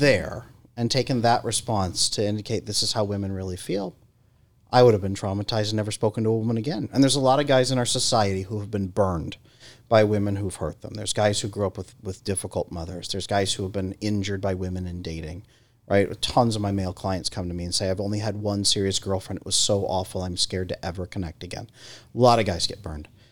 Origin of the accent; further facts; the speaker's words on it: California, United States; I grew up in California